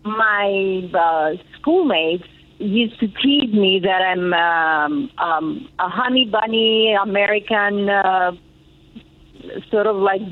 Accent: Athens, Attica, Greece; also born or lived in Queens, New York; we moved back to Greece. And we reside in Athens. I grew up in Athens. I went to school in Athens, but I was bilingual because my mom always wanted us to not forget English.

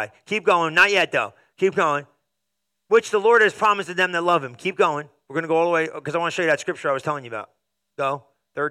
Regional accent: New Jersey, United States; I'm probably Italian from New Jersey

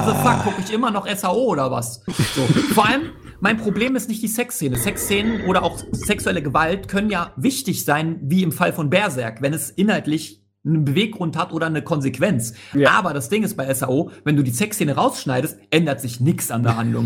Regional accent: Hamburg, Germany; ich bin Hamburger, tatsächlich

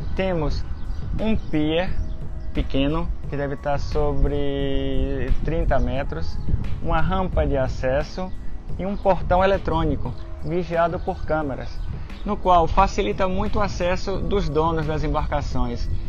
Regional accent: Brazil; now in Galicia, Spain; eu sou brasileiro

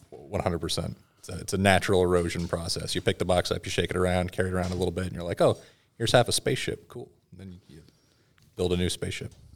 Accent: Washington, United States; moved away; originally, I'm from Washington State

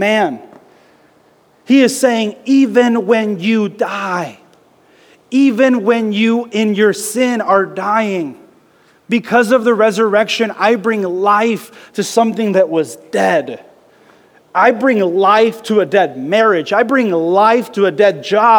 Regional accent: the South, United States; I grew up in the South

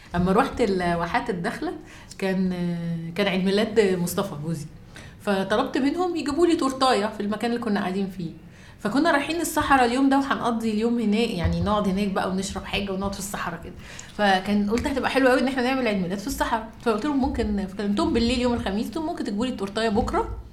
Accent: Egypt; احنا كمصريين

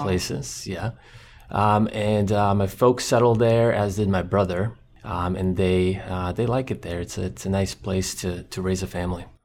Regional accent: Croatia; English is a second language; moved away; he grew up in Croatia in a similar environment that I did. He was on the coast, I was more inland

